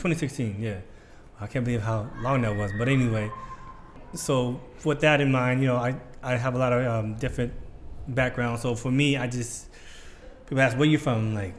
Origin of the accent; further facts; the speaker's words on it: United States; also born or lived in Ohio / Michigan / South Carolina / Alabama; So I was born and raised in the States. As a Ghanaian American, culturally, when your parents or grandparents are from. Generally from Africa, we say, from Ghana, or I'm from Liberia or Somalia.